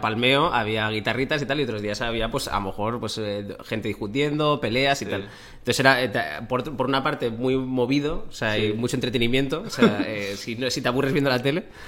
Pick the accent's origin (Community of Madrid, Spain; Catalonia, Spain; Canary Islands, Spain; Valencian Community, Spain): Valencian Community, Spain; Torrevieja; moved away as an adult; also born or lived in Bilbao, Basque Country, Spain; yo nací en Bilbao, pero los, cuando tenía ocho años, mi familia se mudó a Torrevieja